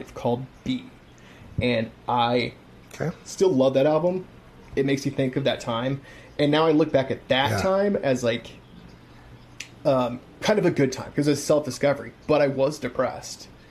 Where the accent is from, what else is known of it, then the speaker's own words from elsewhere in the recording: Kansas City, Missouri, United States; I stayed back in my hometown, and went to a university here